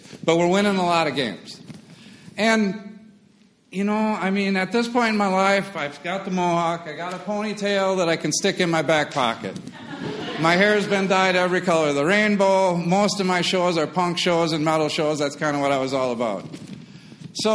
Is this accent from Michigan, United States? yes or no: no; Wisconsin, United States; moved away as an adult; also born or lived in Appleton, Wisconsin / Cincinnati / northern Kentucky; I grew up in Wisconsin